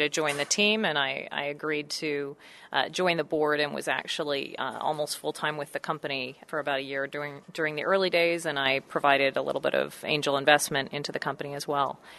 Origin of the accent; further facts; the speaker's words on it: Seattle, Washington, United States; I grew up in the Pacific Northwest where there was more of a heightened awareness, I think, and it was certainly considered more of a green city in the Seattle area